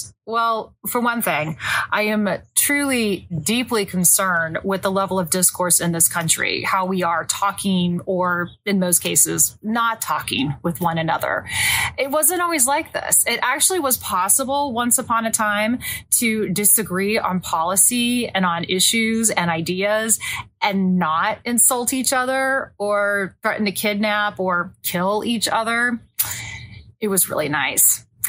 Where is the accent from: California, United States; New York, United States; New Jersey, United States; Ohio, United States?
California, United States; I mean, I grew up in Orange County.